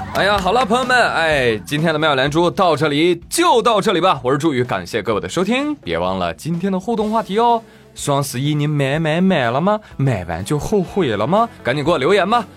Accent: Jiangsu, China; 我的家乡在江苏

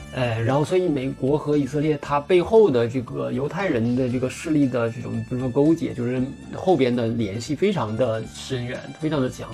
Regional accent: Northeast China, China; accent: Northeastern Mandarin; 我们东北话叫喘不住

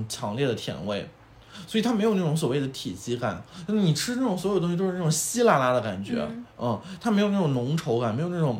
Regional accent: China; 嗯，天哪，我觉得就是我们中国人其实对可乐的需求量没有欧美人那么

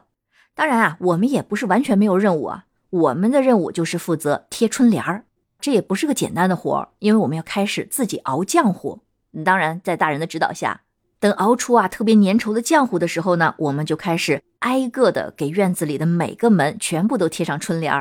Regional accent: Henan, China; 原谅我这个不会说河南话的河南人啊。

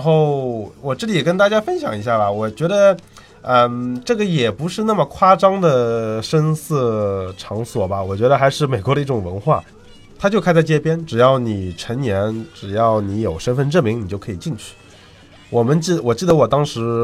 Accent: China; 我们中国人

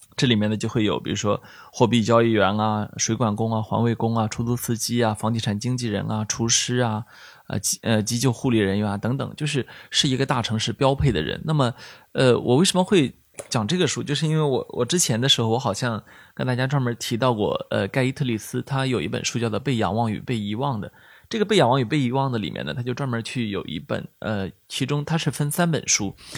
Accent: Shandong, China; moved away; 我们山东人

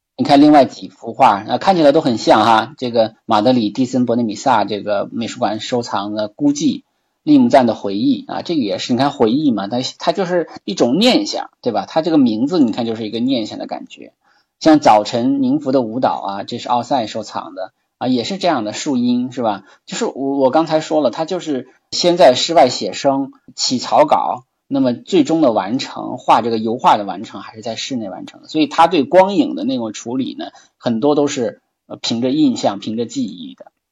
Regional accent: China; 我们中国人会，都会很喜欢啊

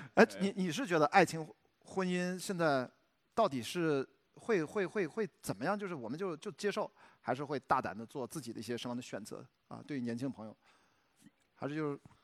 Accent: Shandong, China; moved away as an adult; also born or lived in Beijing; 我虽然在山东

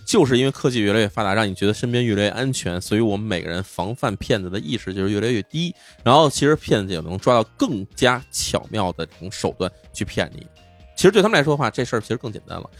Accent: China; 我们中国人

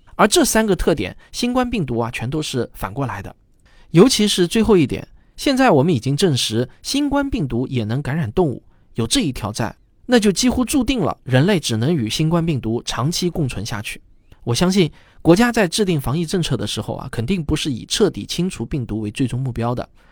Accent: China; 我们中国人显然还是更关心咱们国产疫苗的保护率

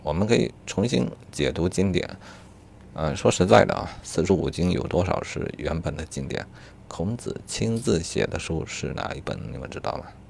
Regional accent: China; 作为中国人

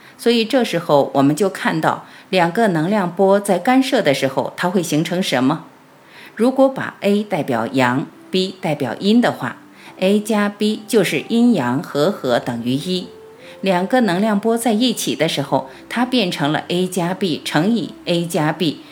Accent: China; 我们是中国人

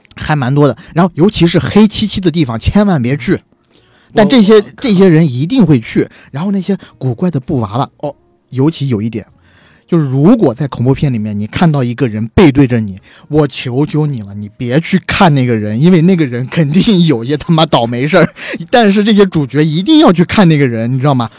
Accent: China; 首先当然首当其冲的就是我们是中国人

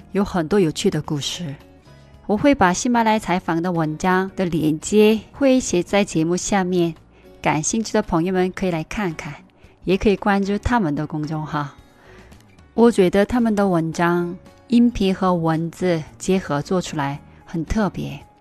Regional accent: South Korea; Chinese is a second language; now in China; 我是你的韩国朋友

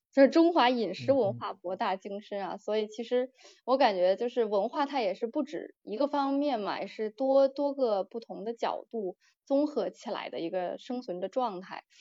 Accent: Beijing, China; moved away as an adult; now in Australia; 我在北京出生长大的

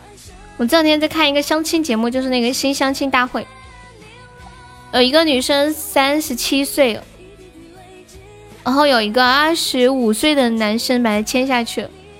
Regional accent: Sichuan, China; 对，我是四川的。

